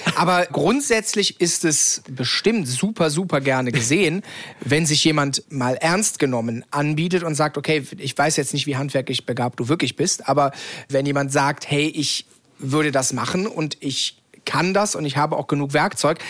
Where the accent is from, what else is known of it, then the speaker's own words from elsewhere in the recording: Cologne, North Rhine-Westphalia, Germany; komme ich ja aus Köln